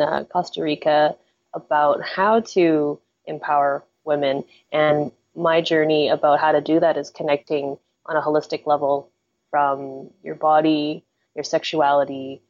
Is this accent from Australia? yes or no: no; Canada; also born or lived in Hong Kong; I was born in Hong Kong, but I was raised in Canada since I was like a baby, since I was 6 months old.